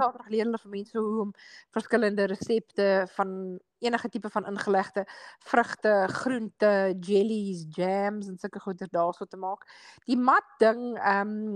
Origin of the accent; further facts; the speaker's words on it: South Africa; moved away; ons het in Suid-Afrika groot geword